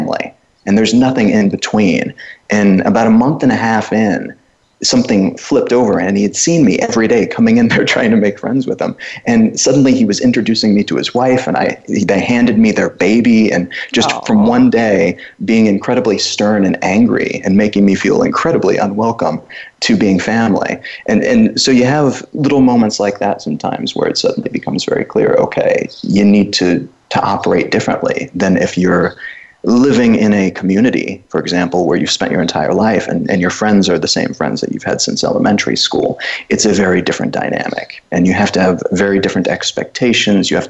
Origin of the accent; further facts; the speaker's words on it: United States; moved away as an adult; also born or lived in Cluj-Napoca, Romania; being an American